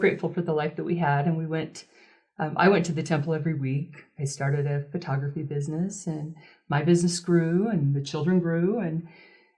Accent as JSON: {"language": "English", "region": "Utah", "country": "United States", "tie": "born or raised there", "said": "I was raised in Utah, lived in a small town when I was younger"}